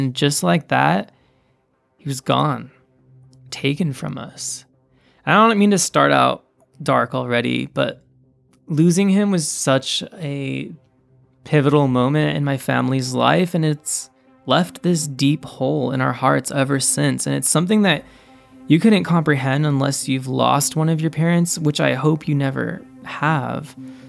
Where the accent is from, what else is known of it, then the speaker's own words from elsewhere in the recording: Highland, California, United States; more than just your typical suburb of LA. But to me, it's so much more than that. I actually loved growing up in Highland.